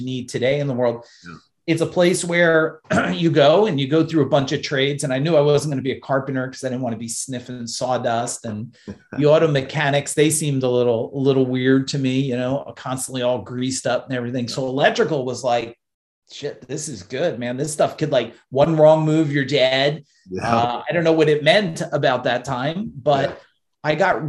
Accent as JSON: {"language": "English", "region": "New Jersey", "country": "United States", "tie": "born or raised there", "said": "I was born in New Jersey"}